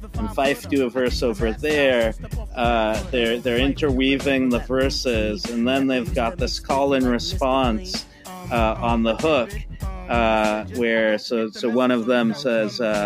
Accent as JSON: {"language": "English", "town": "Palo Alto", "region": "California", "country": "United States", "tie": "born or raised there", "said": "I grew up in uh, Palo Alto, California"}